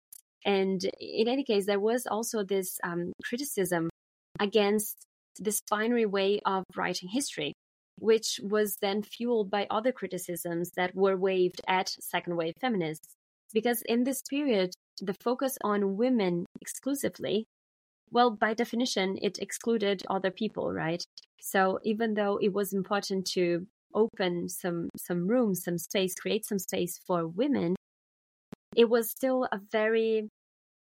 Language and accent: English; Brazil; moved away; my life in, you know, growing up in Brazil